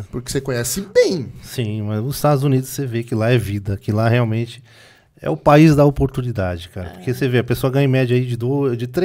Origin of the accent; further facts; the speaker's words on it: Brazil; mas eu sou brasileiro. E como é que eu faço? Eu não tenho green card.